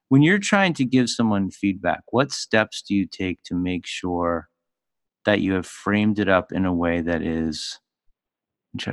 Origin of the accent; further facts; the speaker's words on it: Philadelphia, Pennsylvania, United States; I come from Philly, so I mean, I was raised speaking sarcasm as a first language